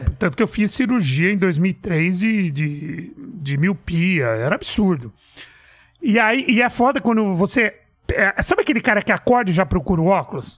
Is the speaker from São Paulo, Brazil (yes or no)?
yes; São Paulo, Brazil; Eu nasci em São Paulo mesmo, num bairro de periferia chamado Perus